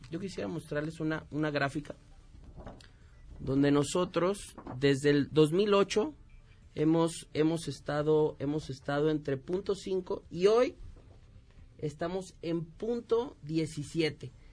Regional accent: Michoacán, Mexico; yo vengo de Michoacán

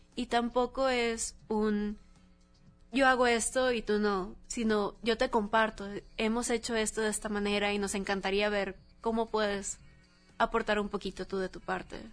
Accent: Mexico; toda la comunidad que tenemos como mexicanos

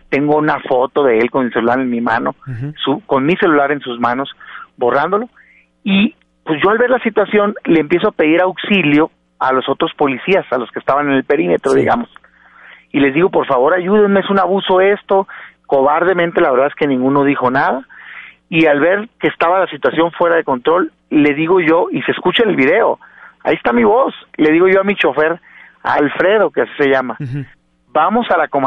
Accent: Hermosillo, Sonora, Mexico; now in Mexico City, Mexico; Mira, yo soy originario de Hermosillo, Sonora. Vivo en la Ciudad de México porque soy secretario general del PAN. Correcto. Pero soy de Hermosillo.

